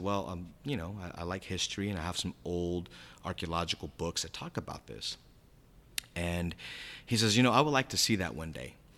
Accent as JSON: {"language": "English", "town": "San Diego", "region": "California", "country": "United States", "said": "I'm from San Diego, California."}